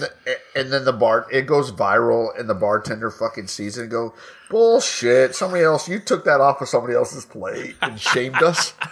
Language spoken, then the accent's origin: English; United States; we're American